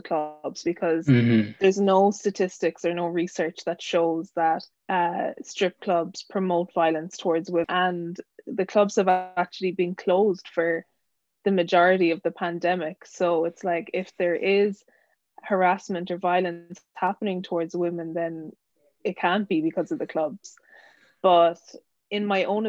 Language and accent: English; Ireland; moved away as an adult; now in United Kingdom; I'm originally from Ireland, but living in the UK for maybe a year and a half.